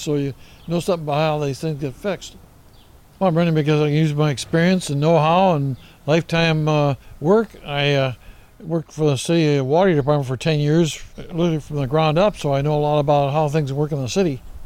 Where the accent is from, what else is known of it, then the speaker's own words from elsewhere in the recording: Seattle, Washington, United States; I was born and raised in Seattle